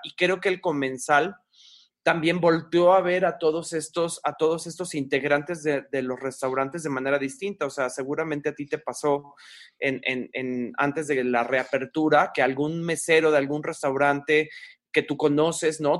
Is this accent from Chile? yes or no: no; Mexico; nosotros sobre todo que somos mexicanos